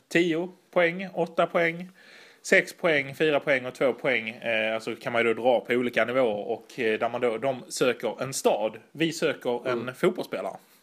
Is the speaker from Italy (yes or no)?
yes; Italy; jag är ju italienare